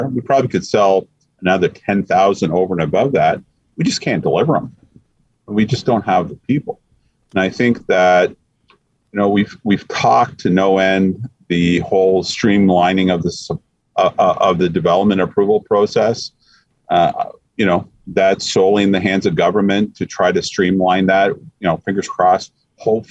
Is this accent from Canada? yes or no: yes; Canada; we're Canadian